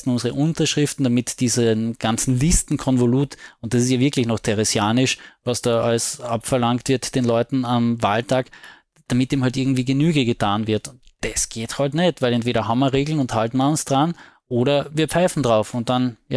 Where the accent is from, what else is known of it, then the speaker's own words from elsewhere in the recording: Carinthia, Austria; Beziehungsweise als Kärntner kann ich ja immer sagen, das passive Wahlrecht, gell?